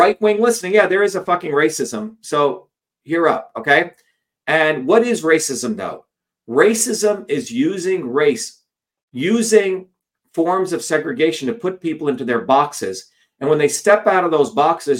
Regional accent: India; now in United States; growing up in India

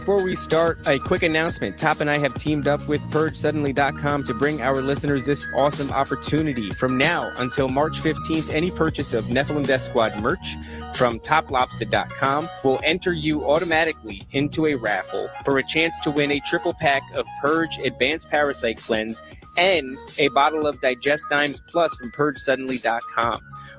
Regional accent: Elizabeth, New Jersey, United States; also born or lived in Edison, New Jersey / Woodbridge, New Jersey / Freehold, New Jersey / Highland Lakes, New Jersey; I was born in Elizabeth, and so we were both from very fantastic neighborhoods. And I moved all over. So I lived in Edison, Woodbridge, Freehold, all the way up north to Highland Lakes, right there at the border where it meets New York.

